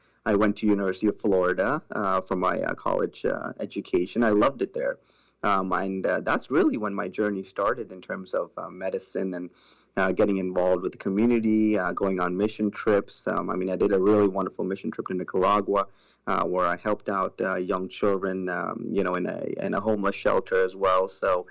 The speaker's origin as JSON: {"language": "English", "country": "Sri Lanka", "tie": "born or raised there", "also_born_or_lived": "Tampa Bay area", "moved": "yes", "lives_now": "Tampa, United States", "said": "I was actually born in Sri Lanka, originally called Ceylon."}